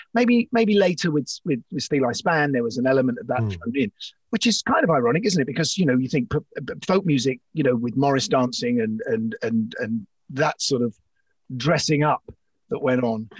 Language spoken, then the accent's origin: English; London, United Kingdom; I grew up in Islington on Essex Road